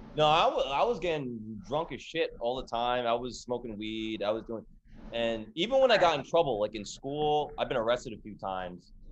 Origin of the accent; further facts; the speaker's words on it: Edison, New Jersey, United States; I grew up in New Jersey